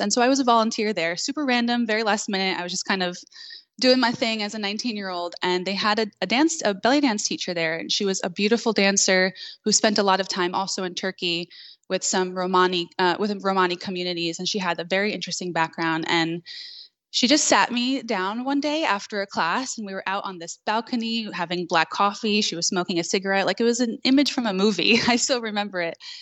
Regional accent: New York City, New York, United States; now in North Carolina, United States; I grew up in Queens, New York

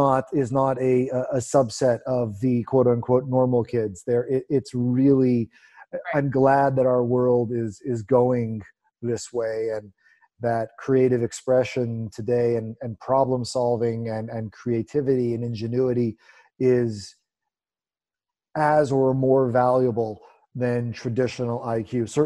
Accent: Canada; I'm Canadian.

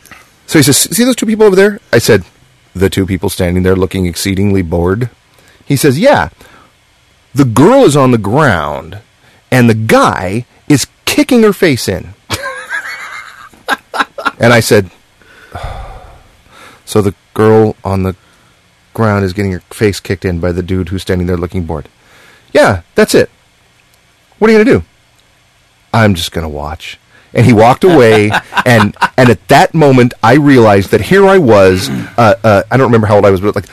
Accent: New York, United States; now in Orange County, United States; I'm from New York. I come out here to Orange County, you know?

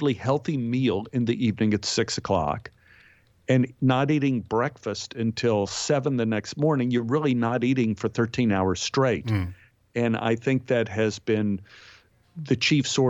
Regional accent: Texas, United States; moved away; also born or lived in New York; growing up in Texas, I spent my life spitting seeds.

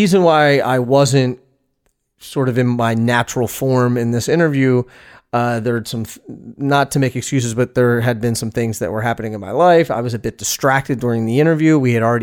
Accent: United States; I grew up in the United States

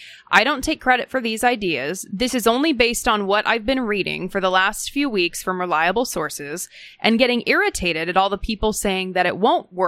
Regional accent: Minnesota, United States; Parenthetically, I grew up in Hennepin County.

